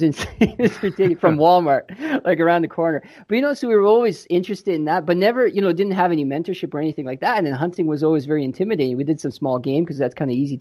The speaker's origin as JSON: {"language": "English", "country": "Croatia", "tie": "born or raised there", "moved": "yes", "lives_now": "London, Canada", "said": "I was born in Croatia, and just before the Civil War, we moved to Canada in 89"}